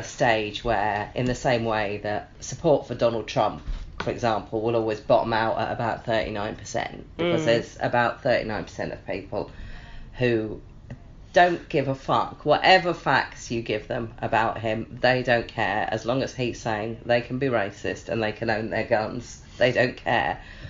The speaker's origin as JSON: {"language": "English", "area": "Home Counties, Buckinghamshire", "region": "South East England", "country": "United Kingdom", "said": "someone who comes from that huge generic lump in the middle that's called the Home Counties"}